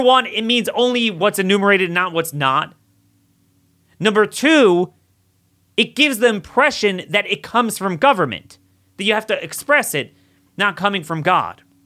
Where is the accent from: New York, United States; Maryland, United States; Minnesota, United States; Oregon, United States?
Maryland, United States; my home state of Maryland